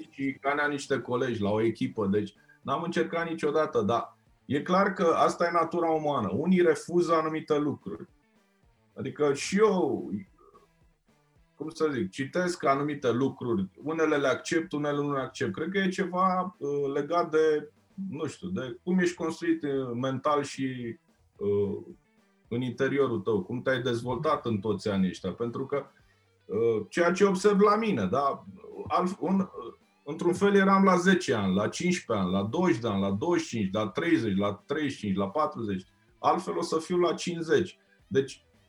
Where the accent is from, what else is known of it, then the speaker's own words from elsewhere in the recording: Romania; sunt din România.